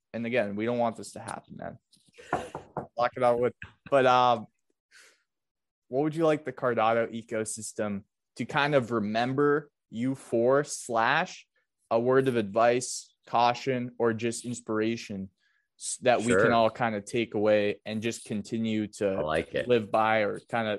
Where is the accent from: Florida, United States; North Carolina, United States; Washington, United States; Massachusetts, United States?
Massachusetts, United States; Fun fact, man, I was in that movie because I'm from Massachusetts.